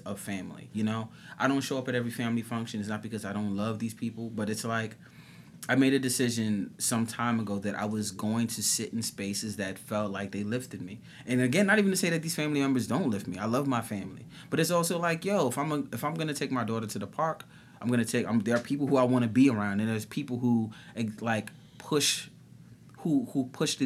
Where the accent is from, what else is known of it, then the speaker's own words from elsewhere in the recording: New York City, New York, United States; I've born and raised in New York City